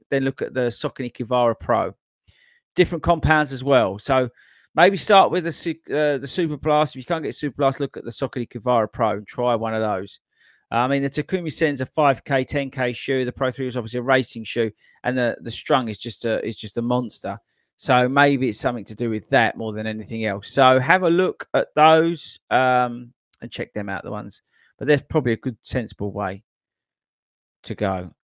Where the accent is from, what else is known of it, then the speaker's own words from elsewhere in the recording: Belfast, Northern Ireland, United Kingdom; accent: Belfast; I honoured that I made the final running show video edit and without subtitles to cover my Belfast accent.